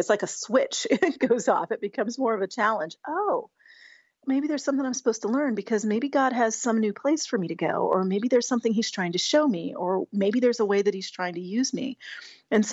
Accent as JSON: {"language": "English", "region": "Colorado", "country": "United States", "tie": "born or raised there", "said": "we grew up together in Colorado"}